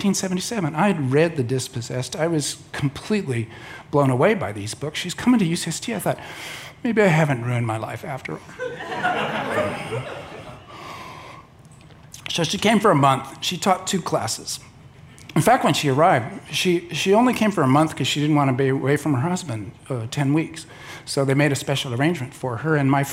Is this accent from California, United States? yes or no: yes; Southern California, United States; I was a kid from Southern California